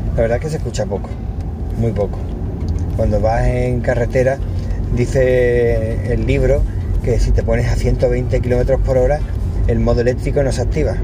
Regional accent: Cádiz, Andalusia, Spain; now in Málaga, Spain; en mi tierra, en Cádiz, bueno, en mi tierra de nacimiento, porque ya llevo más tiempo en Málaga que en Cádiz

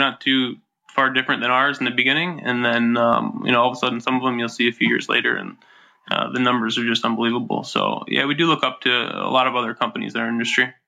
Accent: upstate New York, United States; I grew up in upstate New York

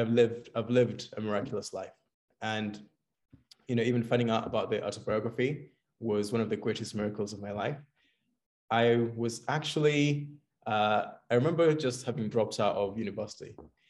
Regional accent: Kenya; now in London, United Kingdom; So I'm from London right now, but originally actually hail from Kenya. So that's in East Africa.

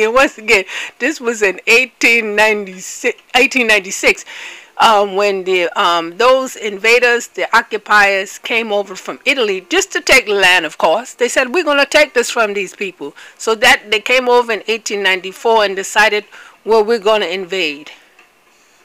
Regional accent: Nigeria; I'm from Biafra

